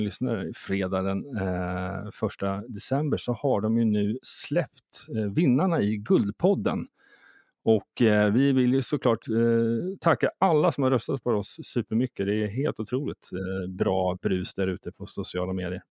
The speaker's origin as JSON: {"language": "Swedish", "country": "Sweden", "moved": "yes", "lives_now": "Stockholm, Sweden", "said": "när jag kommer ner från Småland och bor i Stockholm"}